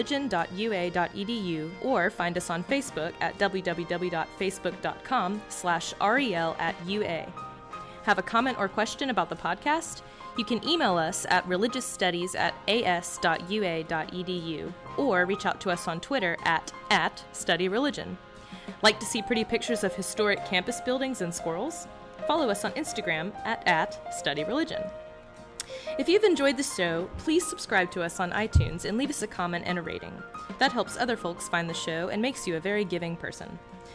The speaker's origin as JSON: {"language": "English", "town": "Huntsville", "region": "Alabama", "country": "United States", "said": "I am an English and religion major from Huntsville, Alabama."}